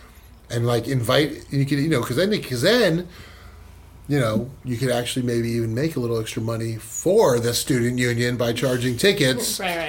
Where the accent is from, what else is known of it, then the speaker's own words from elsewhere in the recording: Florida, United States; moved away as an adult; now in Bakersfield, United States; I'm from Florida originally